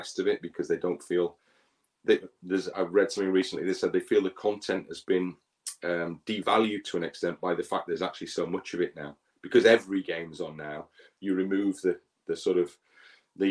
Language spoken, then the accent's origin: English; Ruabon, Wales, United Kingdom; moved away as an adult; also born or lived in Liverpool / Leeds; the village I grew up in just outside of Wrexham called Rwaben